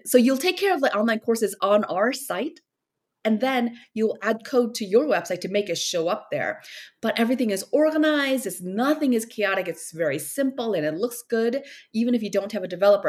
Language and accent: English; South Korea; moved away as an adult; also born or lived in Minnesota, United States; now in United States; I was born in Korea. I was back and forth. Like when I was two years old, that's when my family moved to Minnesota. And I was there till I was 10. And then from 10 to 27, I was in Korea.